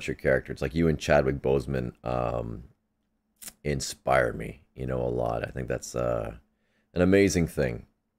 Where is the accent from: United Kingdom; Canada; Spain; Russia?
Canada; as a Canadian